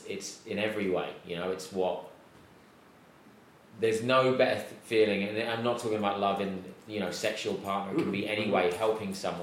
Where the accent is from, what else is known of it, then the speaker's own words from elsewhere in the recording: England, United Kingdom; moved away as an adult; now in Los Angeles, United States; I'm English